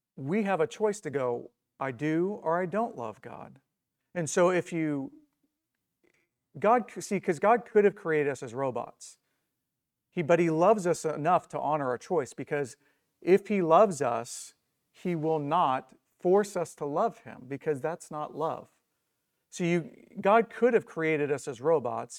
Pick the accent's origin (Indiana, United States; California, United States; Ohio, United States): Indiana, United States; I'm from Indiana